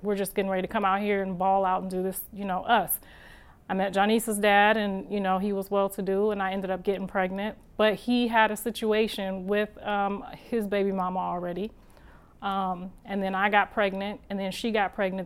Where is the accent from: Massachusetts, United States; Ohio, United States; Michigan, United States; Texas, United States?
Ohio, United States; moved away as an adult; now in Los Angeles, United States; I'm from Ohio